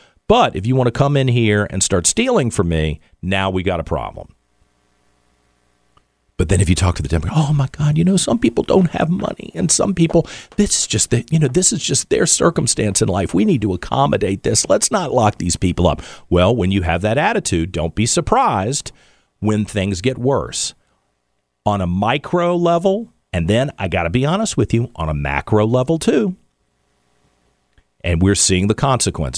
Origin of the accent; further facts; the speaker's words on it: United States; I'm an American